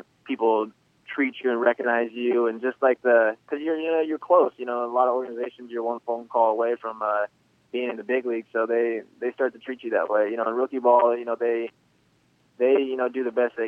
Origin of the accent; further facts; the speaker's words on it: Southern California, United States; growing up in Southern California